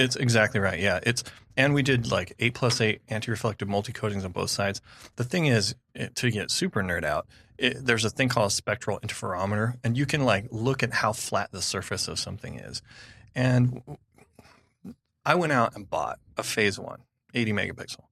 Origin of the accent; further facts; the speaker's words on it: California, United States; I'm from California